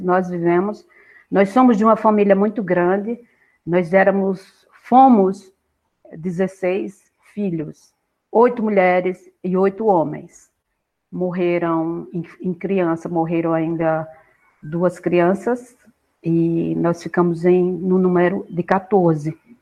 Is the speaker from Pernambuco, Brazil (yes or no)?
yes; Gravatá do Ibiapina, Pernambuco, Brazil; eu nasci num lugar, numa vila do interior de Pernambuco, no sopé, na base da Serra de Itaquaritinga do Norte, de Itaquá, e chama-se Gravatá, Gravatá